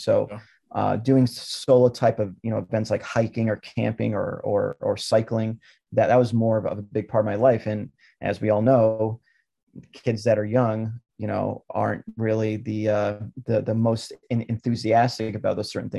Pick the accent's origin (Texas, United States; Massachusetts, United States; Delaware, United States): Massachusetts, United States; Lynn; born there; And there was a General Electric plant in the city that I was born in Lynn, Massachusetts.